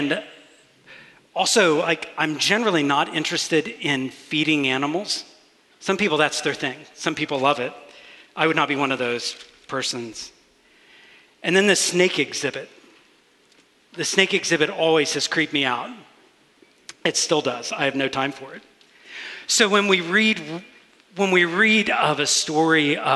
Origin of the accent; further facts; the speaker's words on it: Augusta, Georgia, United States; I grew up in Augusta, Georgia